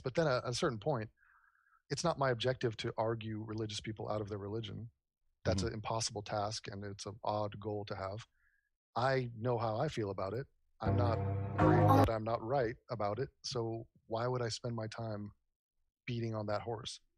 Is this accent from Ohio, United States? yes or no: no; Los Angeles, California, United States; also born or lived in New York; I was born in New York, uh, raised in Los Angeles on the west side by the beach near Malibu.